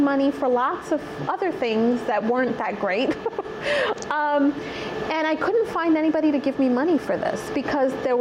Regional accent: New York City, New York, United States; I grew up in Bay Ridge, Brooklyn, predominantly white neighborhood

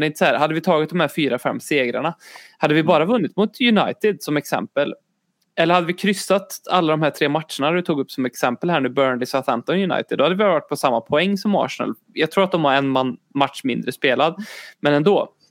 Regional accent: Sweden; jag är också svensk

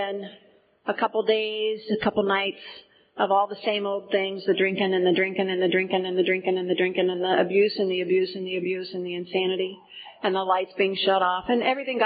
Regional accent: Portage County, Ohio, United States; I grew up in Portage County

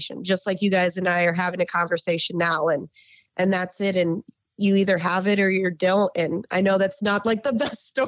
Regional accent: Detroit, Michigan, United States; Living and growing up around the Motor City

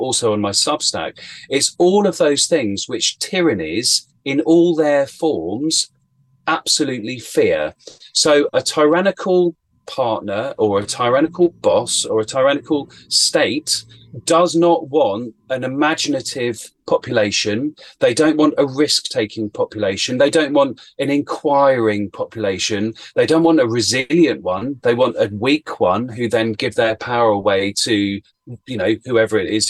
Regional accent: Chiltern Hills, Buckinghamshire, South East England, United Kingdom; I grew up in the Chiltern Hills in Buckinghamshire in Great Britain

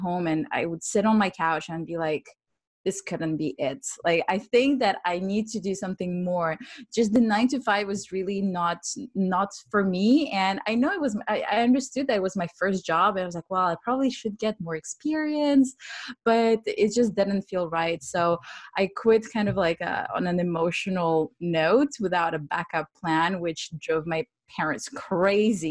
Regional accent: Switzerland; also born or lived in Ukraine; now in London, United Kingdom; So I'm Ukrainian. I was born in Ukraine and I grew up in Switzerland, and now I'm based in London.

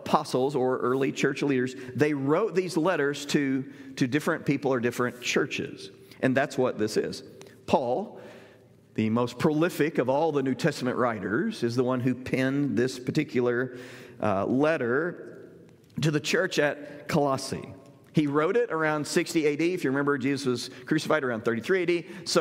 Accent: Southern Illinois, United States; the church I grew up in Southern Illinois

